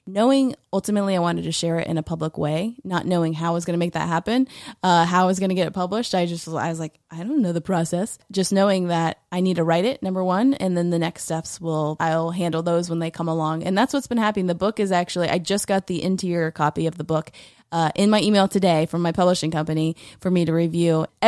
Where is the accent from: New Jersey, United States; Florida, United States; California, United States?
Florida, United States; Tallahassee; So I grew up in Tallahassee, but for college, I went to University of Central Florida in Orlando.